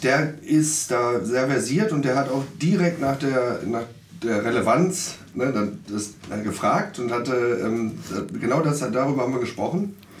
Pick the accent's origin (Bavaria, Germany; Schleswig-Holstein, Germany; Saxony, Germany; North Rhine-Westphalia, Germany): North Rhine-Westphalia, Germany; Duisburg; Ich bin in Marxloh geboren